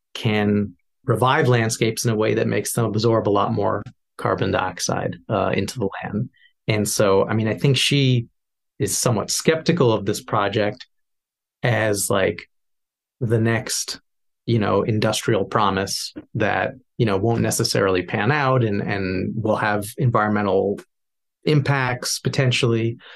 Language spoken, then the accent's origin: English; New York, United States; as a New Yorker